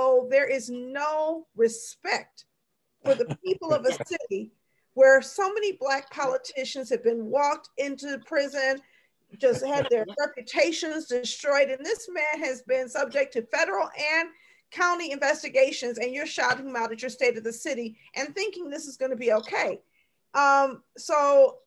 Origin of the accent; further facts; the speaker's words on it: Detroit, Michigan, United States; I grew up in Detroit